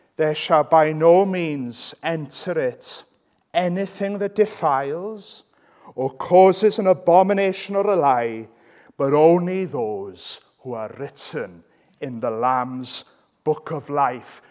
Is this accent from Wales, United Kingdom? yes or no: yes; Wales, United Kingdom; I'm Welsh.